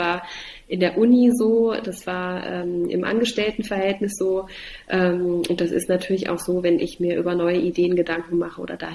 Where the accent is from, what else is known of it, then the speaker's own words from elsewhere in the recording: Halle, Saxony-Anhalt, Germany; also born or lived in Dessau; Also ich bin äh, in Dessau geboren, ich bin in Halle aufgewachsen. Ähm, ich bin also ein Ostkind.